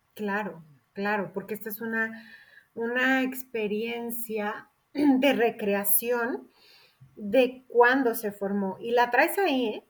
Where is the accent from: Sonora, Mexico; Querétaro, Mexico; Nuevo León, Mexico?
Querétaro, Mexico; yo soy de Querétaro